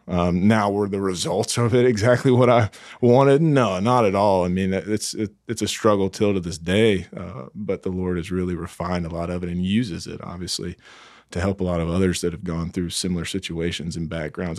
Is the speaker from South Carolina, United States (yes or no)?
yes; Greenville, South Carolina, United States; moved away as an adult; Greenville, South Carolina.